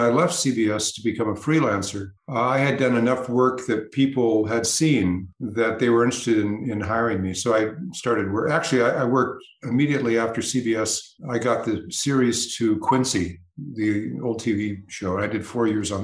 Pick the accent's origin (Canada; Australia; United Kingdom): United Kingdom; being a Brit